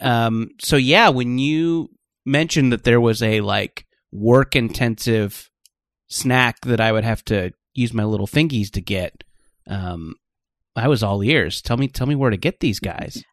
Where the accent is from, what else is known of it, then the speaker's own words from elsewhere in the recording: Orange County, California, United States; also born or lived in Beaumont, Texas; then my family moved to Orange County, where I grew up